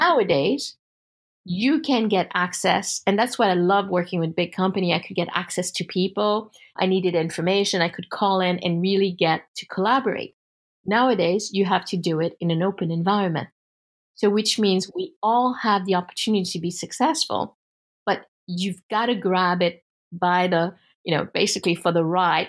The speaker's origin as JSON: {"language": "English", "country": "United States", "said": "as an American"}